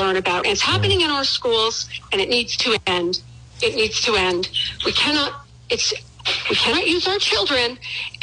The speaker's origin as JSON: {"language": "English", "country": "Canada", "tie": "born or raised there", "moved": "as an adult", "lives_now": "United States", "said": "I was raised in Canada. I became an American citizen over 30 years, you know, a long time ago. I moved to this country"}